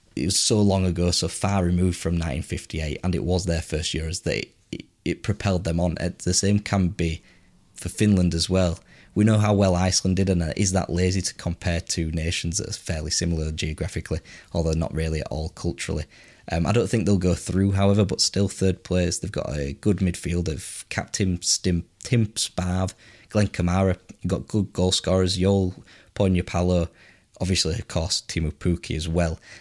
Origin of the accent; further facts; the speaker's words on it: England, United Kingdom; as you can tell by my voice, I'm English